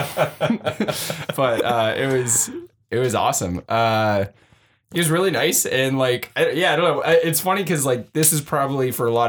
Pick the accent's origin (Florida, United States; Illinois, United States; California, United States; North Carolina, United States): California, United States; San Jose; I'm from San Jose